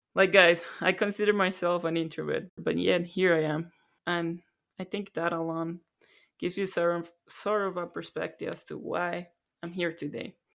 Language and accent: English; Colombia; moved away as an adult; now in Canada; Born and raised in Colombia. Moved to Canada about nine years ago.